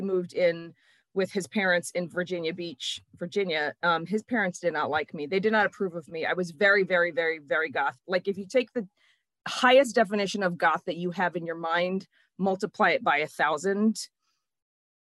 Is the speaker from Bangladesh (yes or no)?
no; Tirrenia, Tuscany, Italy; moved away as an adult; also born or lived in Landshut, Germany; now in Upper Darby, United States; I was born in Landshut, Germany, and I was raised in a town called Tirrenia, which is right outside of Pisa in Tuscany.